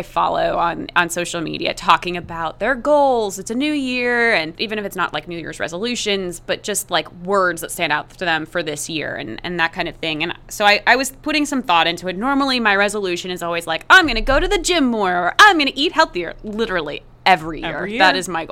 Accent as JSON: {"language": "English", "region": "East Coast", "country": "United States", "tie": "born or raised there", "also_born_or_lived": "Chicago", "moved": "as an adult", "said": "I grew up on the East Coast"}